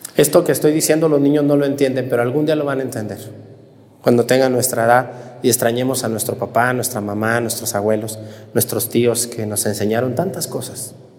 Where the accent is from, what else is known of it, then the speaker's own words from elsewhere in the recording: Mexticacán, Jalisco, Mexico; yo también crecí en un, en un, ranchito, en un pueblito, mi pueblo Mestigacana